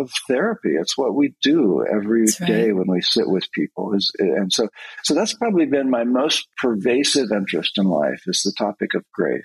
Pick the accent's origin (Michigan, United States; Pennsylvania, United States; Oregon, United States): Oregon, United States; rural; I actually grew up on a hazelnut farm in rural Oregon